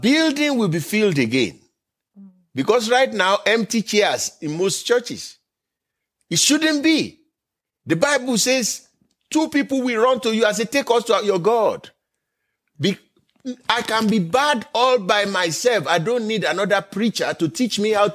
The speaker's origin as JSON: {"language": "English", "country": "Nigeria", "tie": "born or raised there", "moved": "yes", "lives_now": "United States", "said": "I am from Nigeria by birth"}